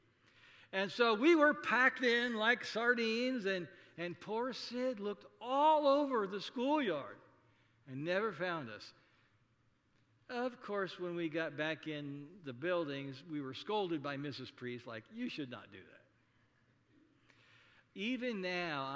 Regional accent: Saunders County, Nebraska, United States; when I was growing up in District 3, Saunders County Country School

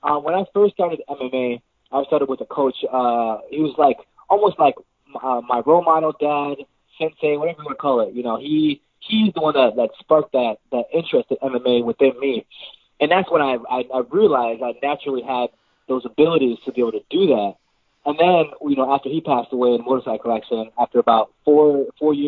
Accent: Jamaica; I'm Jamaican

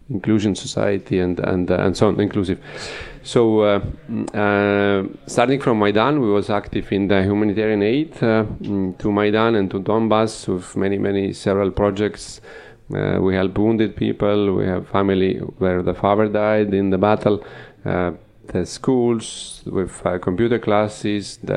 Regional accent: Estonia; born there; English is a second language; so I'm Ukrainian. Uh, my uh, I was born here in Estonia. My father came here about 45 years ago to study in art academy. My mom was born here and I have also Estonian blood uh, and uh, and a little bit Russian.

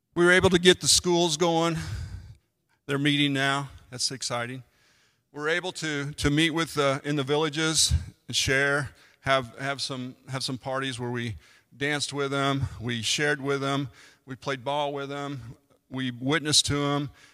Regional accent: United States; I'm an American

